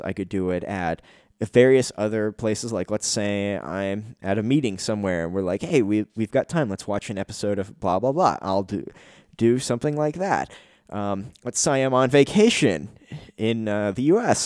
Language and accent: English; Canada; As a Canadian citizen